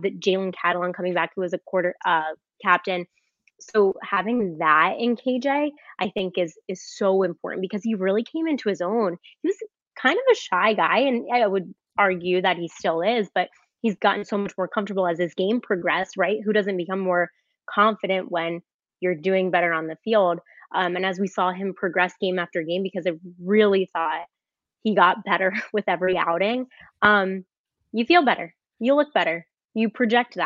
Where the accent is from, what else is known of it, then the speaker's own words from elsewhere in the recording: South Florida, United States; now in Arkansas, United States; I'm from South Florida